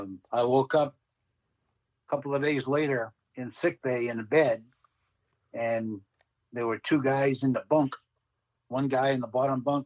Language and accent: English; Massachusetts, United States; I always said, Massachusetts